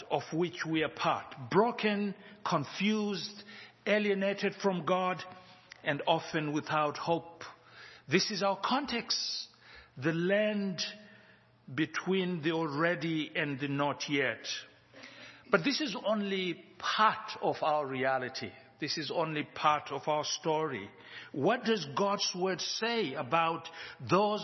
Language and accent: English; Zimbabwe; now in Johannesburg, South Africa; We live in Johannesburg, South Africa, but we are from Zimbabwe